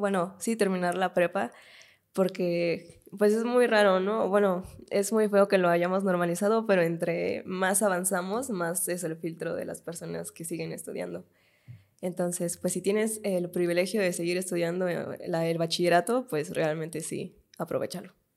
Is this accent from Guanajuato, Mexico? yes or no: no; Tecámac, State of Mexico, Mexico; tu natal Tecámac